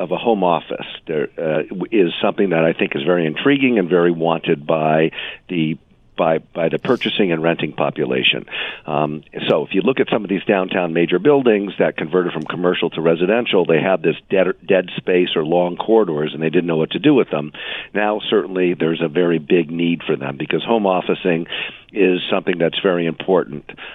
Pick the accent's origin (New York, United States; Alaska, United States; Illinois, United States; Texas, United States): New York, United States